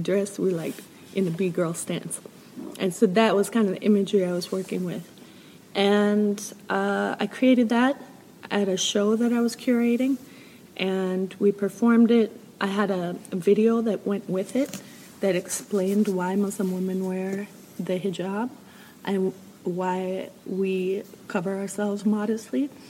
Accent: Chicago, Illinois, United States; moved away; also born or lived in Minneapolis; I was born in Chicago

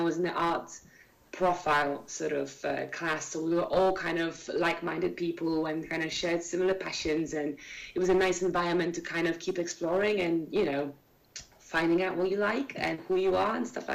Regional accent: Warsaw, Masovian Voivodeship, Poland; I'm from Warsaw

